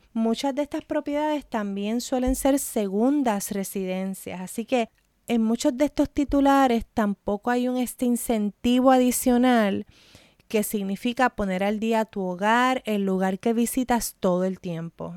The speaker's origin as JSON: {"language": "Spanish", "country": "Puerto Rico", "said": "mi experiencia como puertorriqueña"}